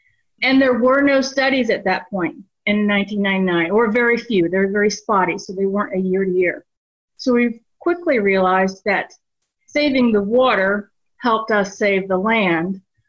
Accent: Jupiter, Florida, United States; I grew up on the Loxahatchee River right there at Riverbend Park.

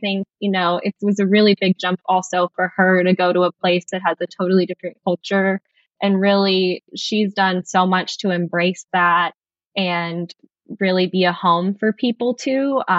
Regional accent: Taos, New Mexico, United States; now in India; I'm originally from Taos, New Mexico, which is northern New Mexico. Really beautiful place, but not a lot to do.

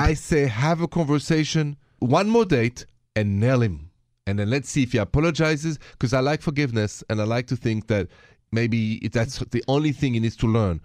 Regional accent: France; accent: French; My accent is French

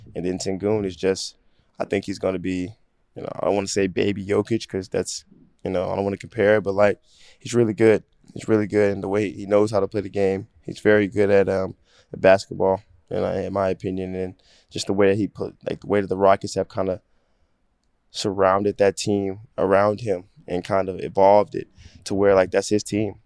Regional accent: Dallas, Texas, United States; moved away as an adult; now in Philadelphia, United States; I'm from Dallas

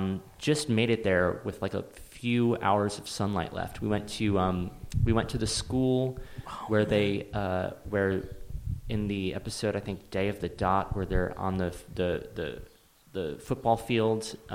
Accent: New England, United States; Growing up in New England is like too. I think it's a very like New England.

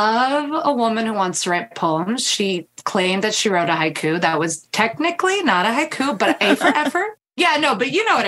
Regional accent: New York City, New York, United States; We're both from Queens.

